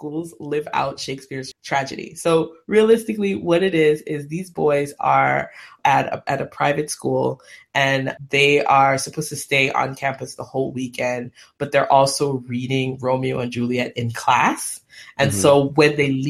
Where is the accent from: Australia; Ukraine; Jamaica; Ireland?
Jamaica; as a Jamaican